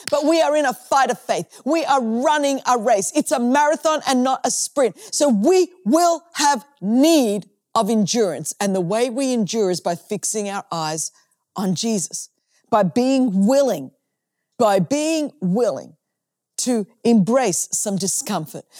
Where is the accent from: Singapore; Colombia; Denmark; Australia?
Australia; I'm from Australia